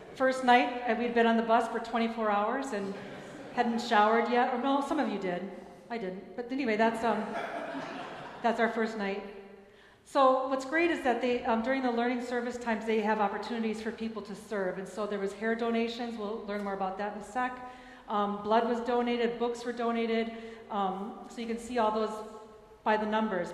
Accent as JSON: {"language": "English", "town": "Minneapolis", "region": "Minnesota", "country": "United States", "tie": "born or raised there", "moved": "yes", "said": "in Minneapolis. So the next one will be in my hometown"}